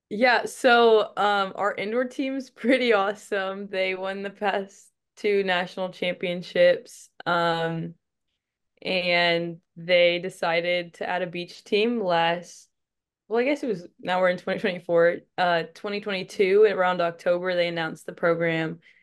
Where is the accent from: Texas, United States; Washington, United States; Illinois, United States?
Texas, United States; also born or lived in Arizona; came back to my home state